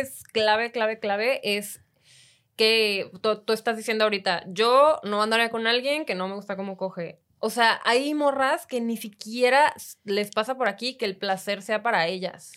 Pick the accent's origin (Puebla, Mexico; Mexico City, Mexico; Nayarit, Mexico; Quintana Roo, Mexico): Quintana Roo, Mexico; Cancún; Yo de Cancún